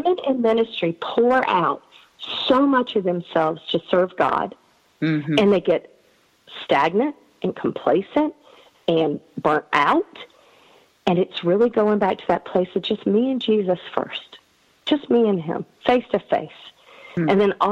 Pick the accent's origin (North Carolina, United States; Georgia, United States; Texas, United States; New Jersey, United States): North Carolina, United States; I'm from North Carolina